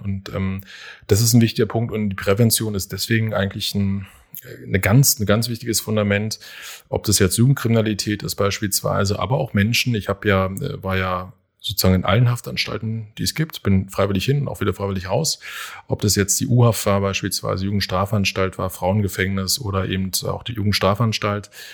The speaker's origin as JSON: {"language": "German", "region": "Berlin", "country": "Germany", "said": "ich bin ein echter Berliner, auch ein echter Köpenicker"}